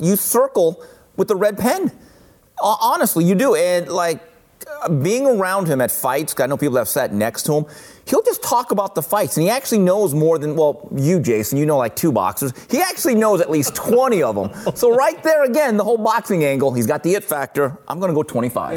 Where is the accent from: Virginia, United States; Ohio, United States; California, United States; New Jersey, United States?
California, United States; Los Angeles; I'm this Asian kid growing up in East LA, suburban family